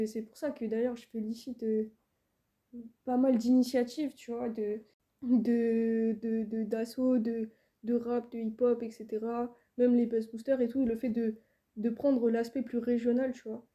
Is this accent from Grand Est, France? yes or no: no; Île-de-France, France; moved away as an adult; also born or lived in Rennes / Toulouse; je viens d'ici, je viens d'Île-de-France